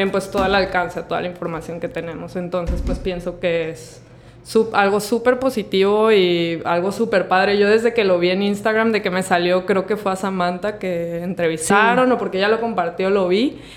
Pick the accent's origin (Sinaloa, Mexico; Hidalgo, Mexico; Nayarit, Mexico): Sinaloa, Mexico; Mazatlán; born there; Sí, nací aquí en Mazatlán, pero este, pues los primeros años de mi vida estuve como que moviéndome bastante